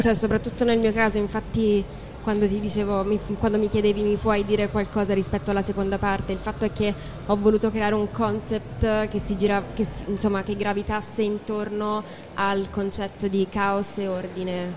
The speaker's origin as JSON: {"language": "Italian", "town": "Lucca", "region": "Tuscany", "country": "Italy", "lives_now": "Pisa, Italy", "said": "io sono di Lucca, in realtà non sono di Pisa."}